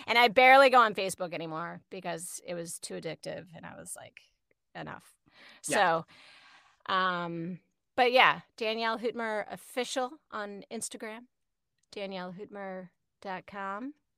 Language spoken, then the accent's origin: English; Falls Church, Virginia, United States; moved away; I grew up in Falls Church